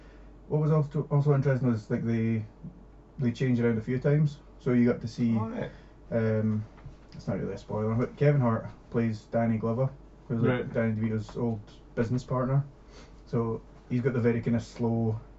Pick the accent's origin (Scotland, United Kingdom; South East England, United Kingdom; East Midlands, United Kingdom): Scotland, United Kingdom; I'm Scottish, mate.